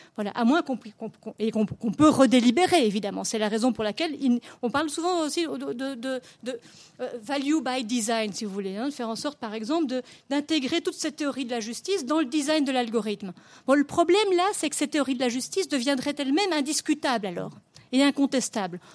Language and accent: French; Belgium; chez nous en Belgique